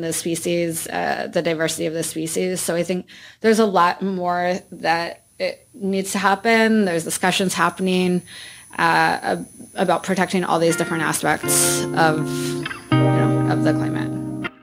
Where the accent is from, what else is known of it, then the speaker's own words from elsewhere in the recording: Iowa, United States; I grew up in Iowa